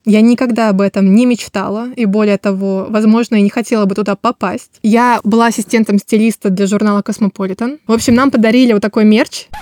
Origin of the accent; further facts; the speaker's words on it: Kaliningrad, Kaliningrad Oblast, Russia; Я родилась с ощущением, что я хочу отсюда сбежать из Калининграда